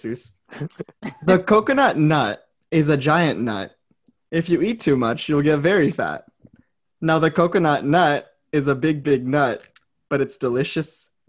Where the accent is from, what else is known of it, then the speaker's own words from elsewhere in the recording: Philippines; As a Filipino man